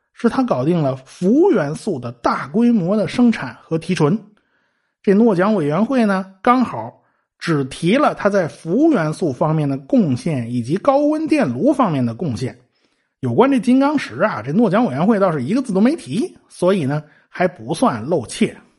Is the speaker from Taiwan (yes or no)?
no; China; 我们中国人